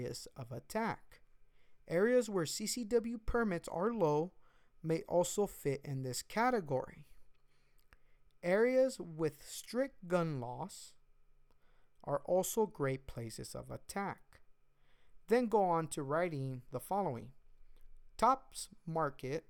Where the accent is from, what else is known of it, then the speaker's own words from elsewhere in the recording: United States; I am an American, and I see myself as an American